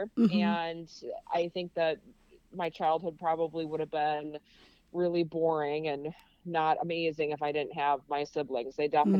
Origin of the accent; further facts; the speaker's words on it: Wisconsin, United States; You know, Wisconsin, where I was, is a lot different back then than it is now.